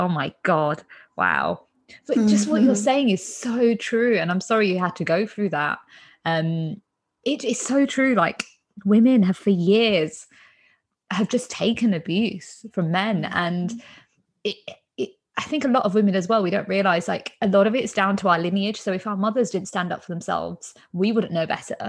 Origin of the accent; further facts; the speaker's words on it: India; I'm Indian